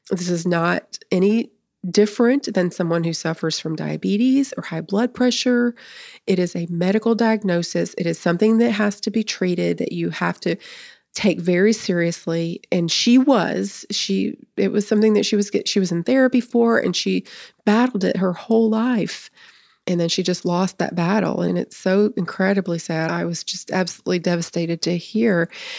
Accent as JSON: {"language": "English", "town": "Nashville", "region": "Tennessee", "country": "United States", "tie": "born or raised there", "said": "because I grew up in the Nashville area."}